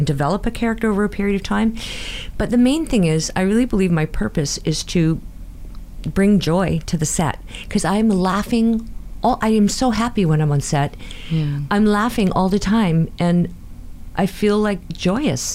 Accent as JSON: {"language": "English", "town": "Burnaby", "region": "British Columbia", "country": "Canada", "tie": "born or raised there", "said": "We grew up in Burnaby"}